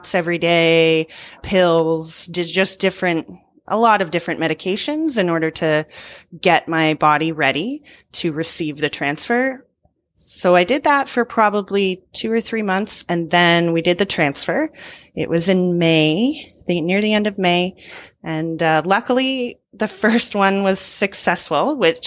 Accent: Ontario, Canada; my province of Ontario

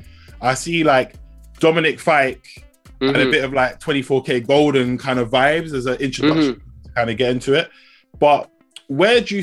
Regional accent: England, United Kingdom; I'm English, or we could say British here

